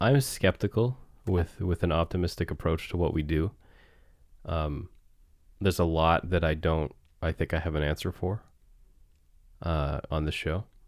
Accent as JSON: {"language": "English", "area": "near Clark's Harbour", "region": "Nova Scotia", "country": "Canada", "tie": "born or raised there", "said": "the Seaside Community Center in Clark's Harbor, which is, uh, you know, near my hometown"}